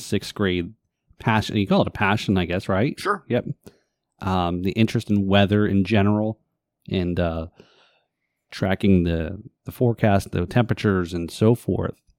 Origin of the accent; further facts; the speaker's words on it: New Jersey, United States; also born or lived in Northeast US; now in Florida, United States; I live in New Jersey. I was born in New Jersey